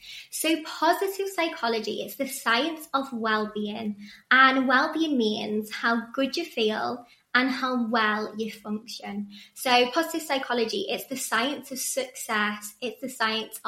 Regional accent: Chester, North West England, United Kingdom; moved away as an adult; now in Sydney, Australia; I'm actually from Chester and I moved here 4 years ago next month

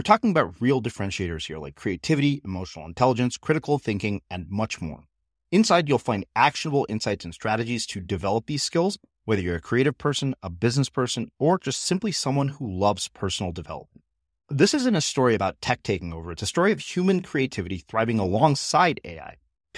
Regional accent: India; despite being Indian, I think that when I read this book, I was surprised by how little I knew about Sikhism, despite having Sikh friends.

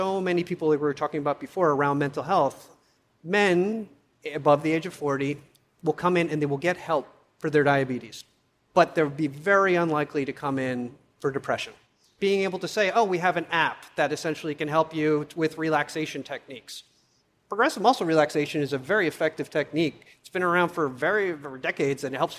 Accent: New York, United States; as a kid growing up in New York

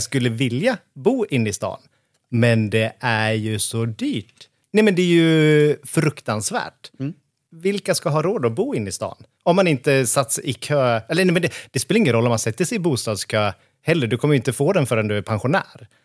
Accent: Hofors, Gävleborg County, Sweden; moved away as an adult; also born or lived in Stockholm; now in Hofors, Sweden; jag är född och uppvuxen i Hofors

